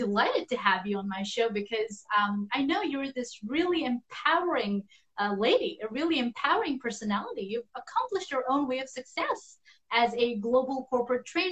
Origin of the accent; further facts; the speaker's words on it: Tibet, China; I hail from Tibet